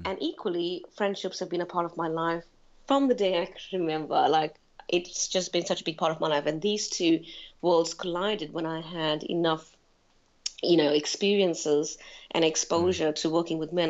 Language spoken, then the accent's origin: English; South Africa; moved away as an adult; now in London, United Kingdom; I was born and raised in South Africa.